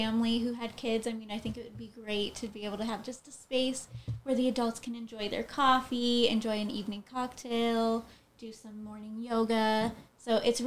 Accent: Southern California, United States; I am in Southern California, and that's where I've been born and raised.

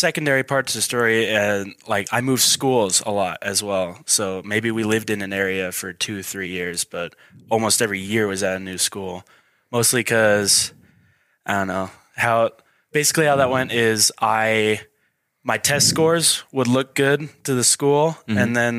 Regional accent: Boise, Idaho, United States; born there; I'm not from Idaho Falls. I'm from all around. Like, I was born in Boise, but I've moved countless times.

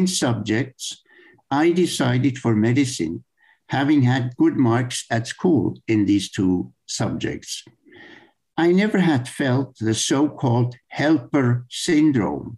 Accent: Emmental, Bern, Switzerland; I grew up in the Emmental, in the center of Switzerland.

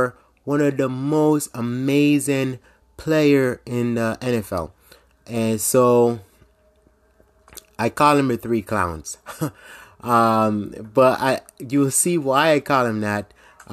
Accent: Jamaica; now in United States; I grew up in Jamaica

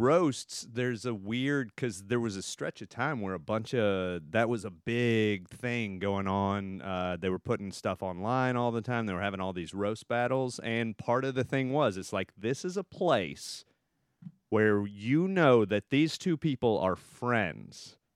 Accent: Texas, United States; moved away; I'm from Texas

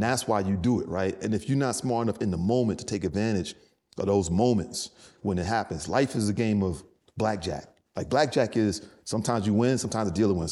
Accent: New York City, New York, United States; moved away as an adult; also born or lived in Durham, North Carolina / Los Angeles; I grew up in the Bronx

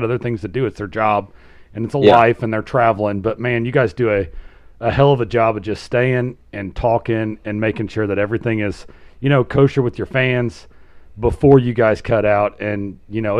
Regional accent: Southern Indiana, United States; we're from Southern Indiana

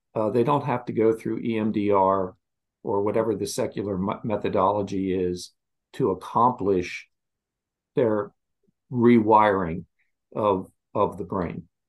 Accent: Westminster, Maryland, United States; moved away; also born or lived in Virginia; I grew up in Westminster, Maryland.

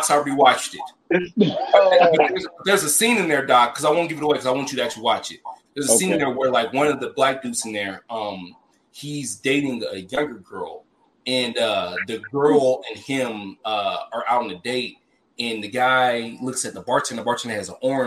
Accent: Memphis, Tennessee, United States; I'm from Memphis

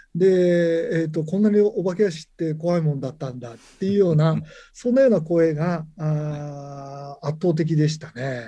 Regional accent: Nagano, Japan; 僕はあの長野県の方の出身なんですけれども

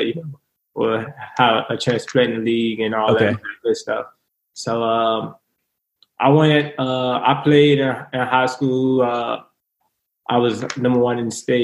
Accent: Richmond, Virginia, United States; I'm from Richmond, Virginia. I grew up in Richmond, Virginia.

